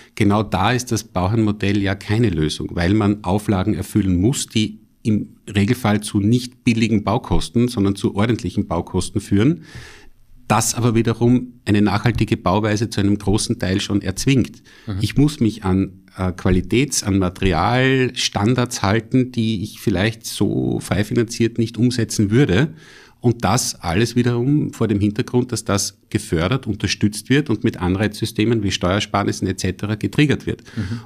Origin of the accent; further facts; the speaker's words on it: Styria, Austria; als Steirer